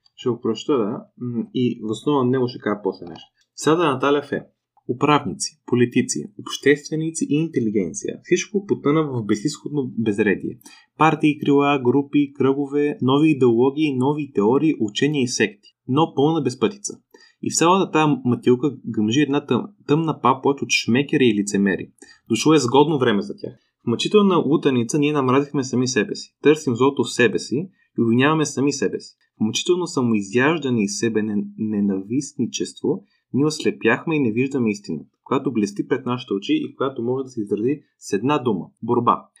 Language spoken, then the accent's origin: Bulgarian; Bulgaria; аз съм израснал в България